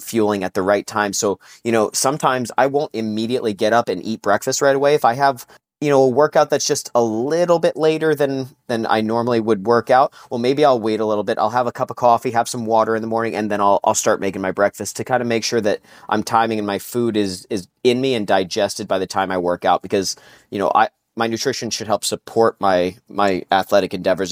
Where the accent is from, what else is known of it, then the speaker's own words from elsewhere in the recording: New Jersey, United States; I grew up in New Jersey